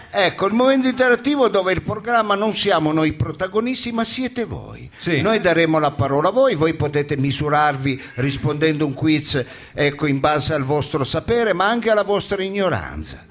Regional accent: Foggia, Apulia, Italy; io sono di Foggia

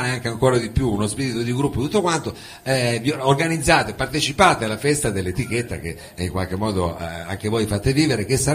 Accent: Biella, Piedmont, Italy; veniamo da Biella

